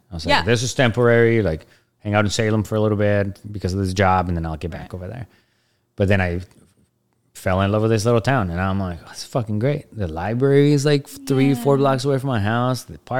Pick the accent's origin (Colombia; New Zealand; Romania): Colombia; Bogota, Bogotá Capital District; I grew up in Bogota, Colombia, like, the furthest thing from Independence ever in every way.